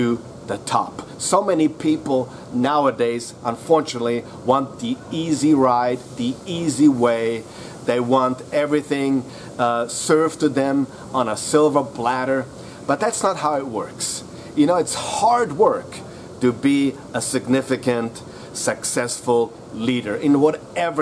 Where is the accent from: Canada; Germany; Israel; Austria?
Austria; I am from Austria